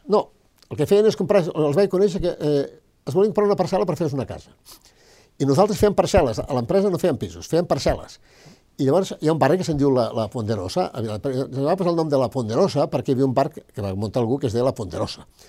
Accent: Belianes, Catalonia, Spain; moved away; also born or lived in Maldà / Barcelona; neixo a Maldà, sóc de Belianes

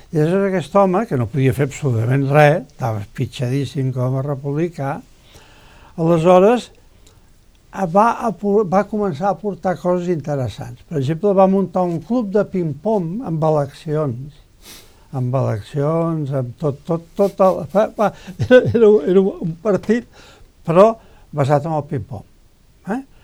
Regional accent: Vallirana, Catalonia, Spain; meu poble era Vallirana

